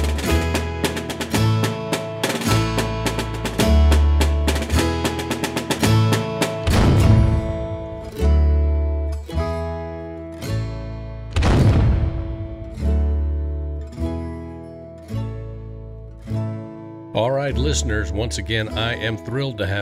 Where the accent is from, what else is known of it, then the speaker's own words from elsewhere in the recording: Indianapolis, Indiana, United States; now in Nashville, United States; I'm from Indianapolis